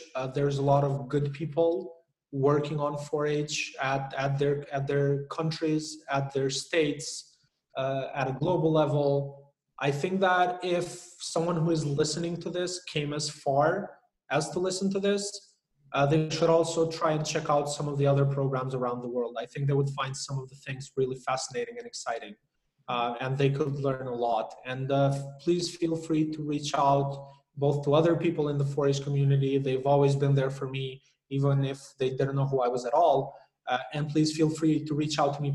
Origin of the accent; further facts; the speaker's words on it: Albania; now in Kosovo; I was born in Albania, so I have an Albanian passport